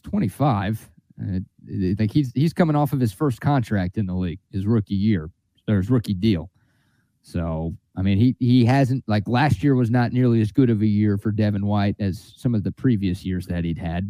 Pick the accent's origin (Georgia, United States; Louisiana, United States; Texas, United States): Texas, United States; Dallas; now in Austin, United States; growing up in Dallas